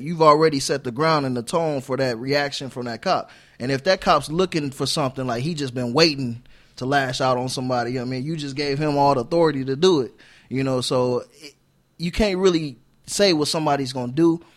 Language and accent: English; South Bend, Indiana, United States; moved away as an adult; also born or lived in Arizona; I'm from South Bend